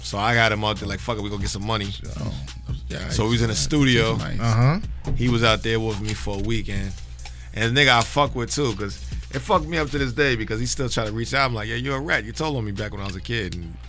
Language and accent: English; New York City, New York, United States; born or raised there; also born or lived in Bronx, New York / Brooklyn, New York / Roosevelt, New York / Uniondale, New York